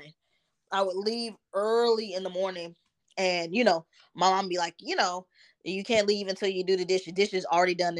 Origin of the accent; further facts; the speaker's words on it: Dallas, Texas, United States; also born or lived in New Jersey; in the neighborhoods and where I grew up in Dallas